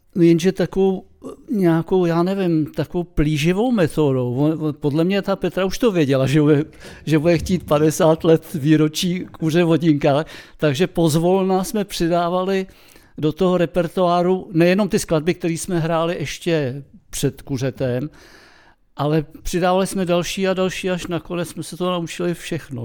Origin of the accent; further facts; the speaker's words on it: Czechia; jsme Češi